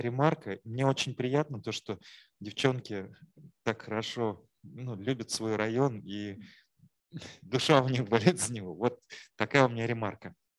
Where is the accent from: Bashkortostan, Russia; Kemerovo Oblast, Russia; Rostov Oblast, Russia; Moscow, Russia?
Bashkortostan, Russia; Ufa; когда жил а, на Победе, на восьмиэтажке а, с детства, мы называли выезды из Черниковска поехать в Уфу